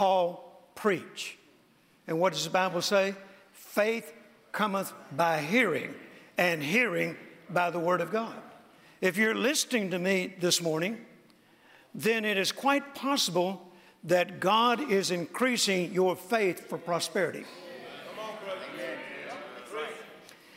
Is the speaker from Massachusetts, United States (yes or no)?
no; Mississippi, United States; when I was growing up, particularly when I was born in Mississippi on a farm in a very rural area